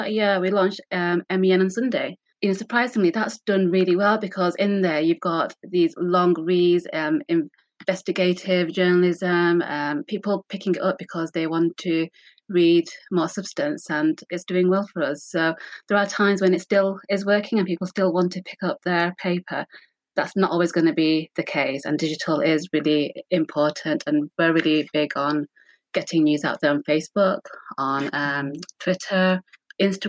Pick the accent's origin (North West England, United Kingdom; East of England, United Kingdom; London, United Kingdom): North West England, United Kingdom; Rochdale; Born and raised in Rochdale